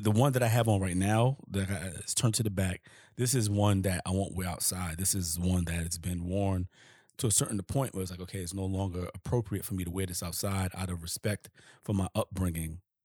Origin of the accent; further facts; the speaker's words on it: New York City, New York, United States; I'm from Harlem. And I didn't grow up with no bent brims.